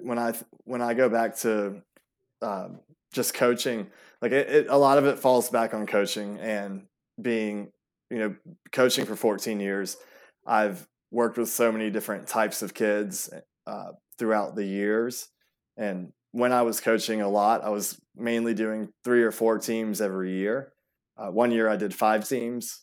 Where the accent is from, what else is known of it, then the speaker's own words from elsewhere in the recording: Atlanta, Georgia, United States; also born or lived in Europe / Greece; we moved here when I was about three, and from then on, pretty much have just been an Atlanta native